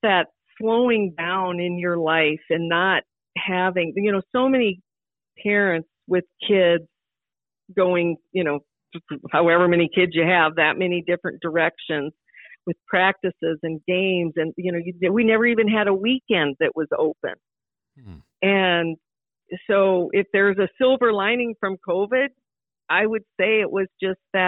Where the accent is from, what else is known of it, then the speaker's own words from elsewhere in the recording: Sioux Falls, South Dakota, United States; growing up in South Dakota